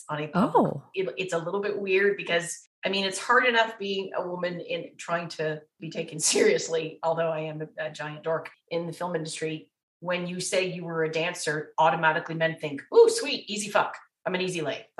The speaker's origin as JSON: {"language": "English", "town": "Windsor", "region": "Ontario", "country": "Canada", "said": "I'm from Windsor"}